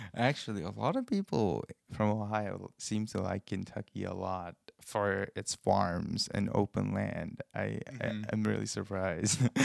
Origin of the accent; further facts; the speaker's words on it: Nepal; moved away as an adult; now in Cincinnati, United States; I come from Nepal, um, a country in in the Himalayas in Asia and I've been in this country for almost four years now